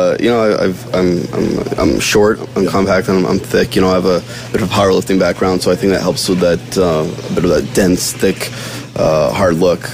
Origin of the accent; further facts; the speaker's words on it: Bangor, Maine, United States; moved away as an adult; also born or lived in Canada; now in New York City, United States; I'm originally from Bangor, Maine